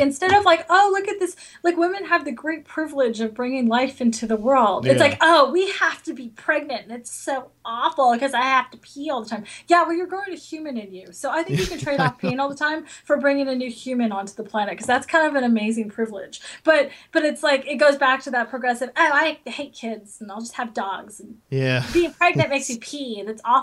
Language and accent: English; Los Angeles, California, United States; also born or lived in France; I was raised